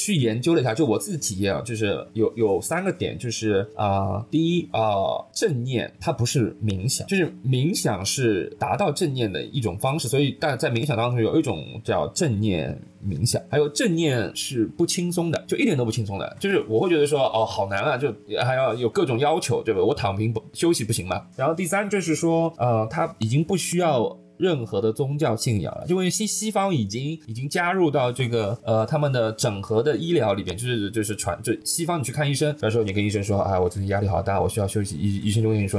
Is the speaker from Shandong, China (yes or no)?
no; Shanghai, China; 因为我上海人嘛，